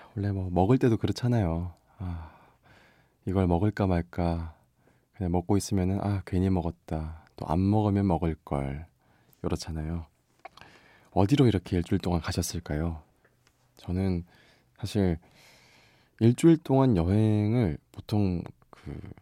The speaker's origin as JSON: {"language": "Korean", "region": "Busan", "country": "South Korea", "tie": "born or raised there", "moved": "yes", "lives_now": "Seoul, South Korea", "said": "본가는 부산입니다. 예, 지금 저는 서울 MBC에 있고요"}